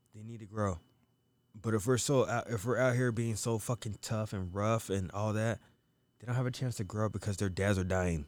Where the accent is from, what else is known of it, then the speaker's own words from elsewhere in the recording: United States; I'm not African, I'm from America